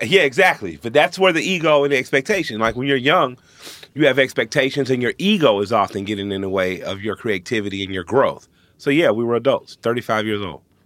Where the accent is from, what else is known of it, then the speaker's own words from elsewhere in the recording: Atlanta, Georgia, United States; I'm from Atlanta.